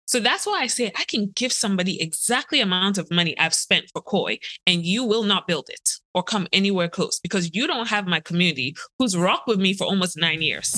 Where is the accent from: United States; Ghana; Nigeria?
Ghana; I'm a girl from Ghana